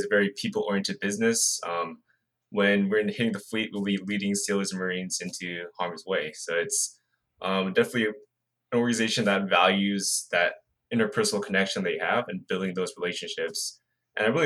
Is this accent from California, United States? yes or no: yes; Redondo Beach, California, United States; moved away as an adult; I'm originally from Redondo Beach, California, as where I was born and raised pretty much.